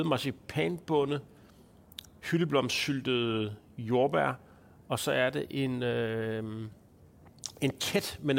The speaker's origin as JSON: {"language": "Danish", "area": "Lolland", "region": "Zealand", "country": "Denmark", "tie": "born or raised there", "moved": "as an adult", "said": "helt tæt, tæt på Tyskland jo faktisk. Der er jo kun lige lidt vand imellem. Og der er du hele din ungdom? Hele barndom, eller hvad? Ja, så altså lige fra jeg blev født, mm. til jeg som 19-årig"}